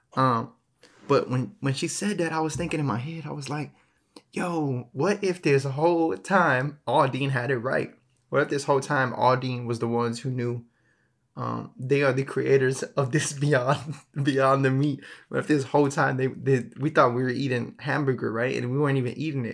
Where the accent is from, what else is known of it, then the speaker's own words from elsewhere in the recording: Texas, United States; I'm from Texas